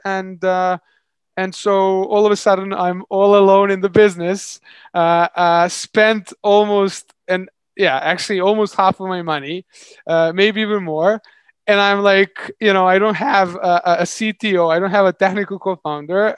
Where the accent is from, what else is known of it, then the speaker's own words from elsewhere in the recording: Serbia; moved away as an adult; also born or lived in London; I moved back to my home country, Serbia